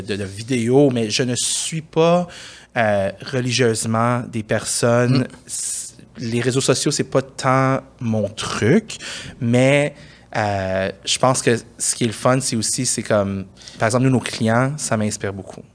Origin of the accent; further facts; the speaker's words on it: Montreal, Quebec, Canada; J'ai grandi euh, dans le West Island